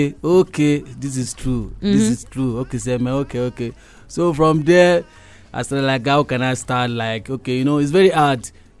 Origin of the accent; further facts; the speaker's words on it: Lagos, Nigeria; moved away as an adult; now in Kenya; I'm from Nigeria, you know, Lagos proper.